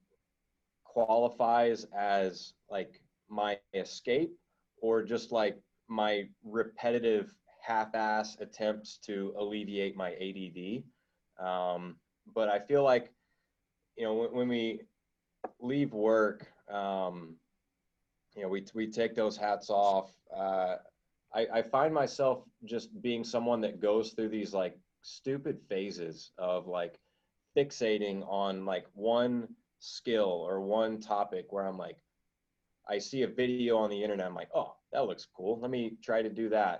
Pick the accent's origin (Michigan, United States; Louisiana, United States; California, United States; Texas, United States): Louisiana, United States; I'm some guy from Louisiana